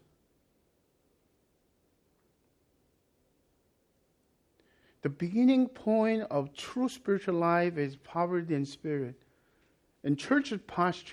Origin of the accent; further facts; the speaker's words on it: South Korea; moved away; when I was growing up in Korea